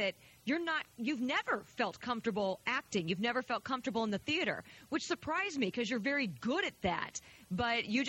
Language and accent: English; Indianapolis, Indiana, United States; I grew up in Indianapolis